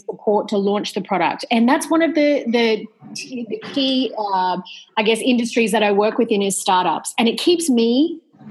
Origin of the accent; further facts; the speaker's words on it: Australia; now in Greece; I'm Australian, but I live in Greece